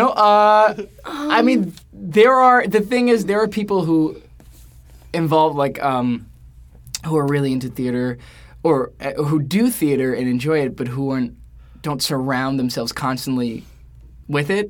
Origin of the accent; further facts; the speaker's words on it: New York City, New York, United States; I'm from New York? York. I grew up in Queens.